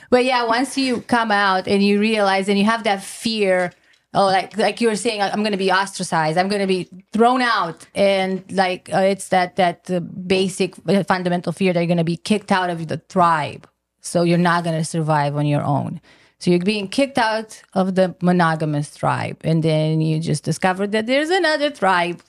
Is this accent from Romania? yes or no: yes; Romania; moved away; I'm originally from Romania, so my mom lives in Romania